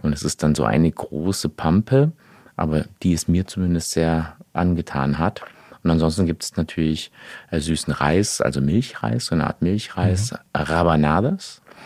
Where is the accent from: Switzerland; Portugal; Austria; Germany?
Portugal; Ich bin ja Portugiese, ja, ne, habe auch noch einen portugiesischen Pass